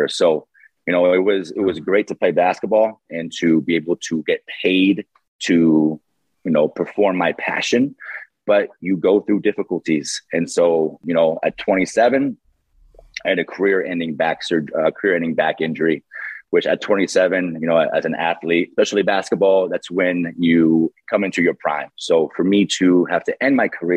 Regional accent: San Diego, California, United States; born and raised in San Diego

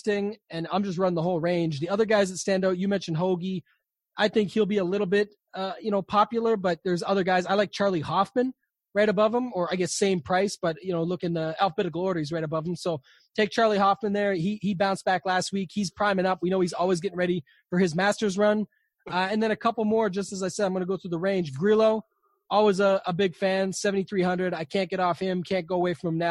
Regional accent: Canada; I'm Canadian

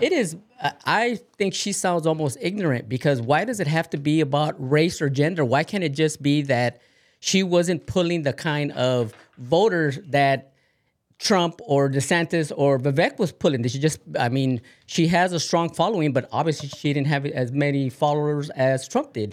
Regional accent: Oregon, United States; I myself, being from Oregon

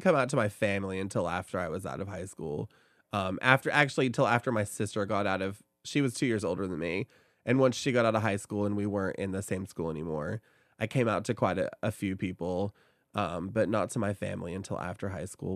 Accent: Oak Ridge, Tennessee, United States; also born or lived in Knoxville; I grew up in Oak Ridge

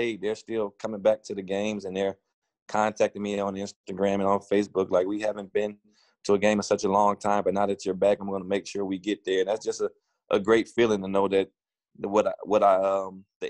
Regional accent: Cleveland Heights, Ohio, United States; I was born and raised in Cleveland Heights

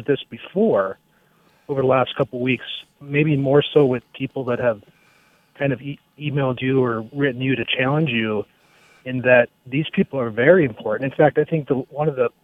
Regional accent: northwestern Minnesota, United States; I was born and raised on a farm in northwestern Minnesota.

